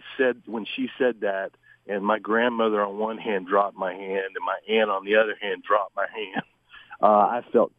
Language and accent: English; Dunwoody, Georgia, United States; I'm from Dunwoody, so we came home. We have a big Baptist family